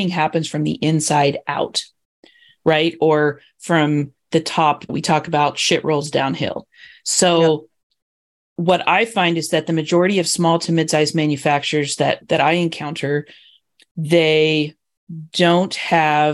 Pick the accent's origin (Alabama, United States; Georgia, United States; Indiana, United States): Indiana, United States; I grew up in Indiana